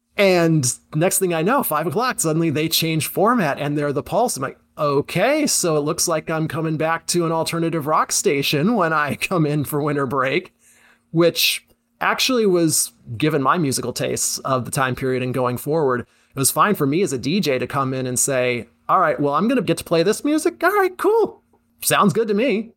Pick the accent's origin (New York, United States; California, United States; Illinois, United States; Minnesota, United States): New York, United States; Syracuse; I'm from the Syracuse area originally, went to West Genesee, So I was aware of Z eighty-nine growing up